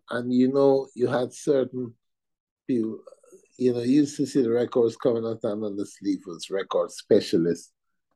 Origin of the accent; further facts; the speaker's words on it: Guyana; now in United Kingdom; I as a Guyanese